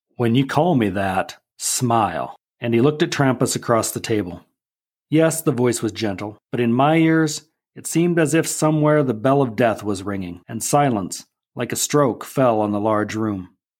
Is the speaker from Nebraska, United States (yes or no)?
yes; Nebraska, United States; my home state